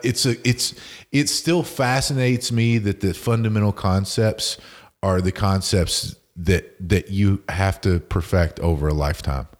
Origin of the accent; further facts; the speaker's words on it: West Virginia, United States; moved away; I'm from West Virginia originally